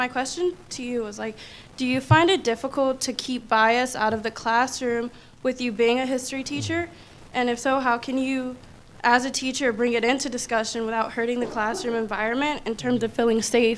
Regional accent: Beaumont, Texas, United States; Okay. I'm from Beaumont.

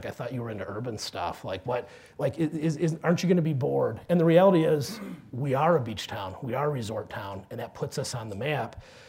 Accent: Sandusky, Ohio, United States; moved away; also born or lived in Cleveland, Ohio; that I was from Sandusky and I wanted to go back.

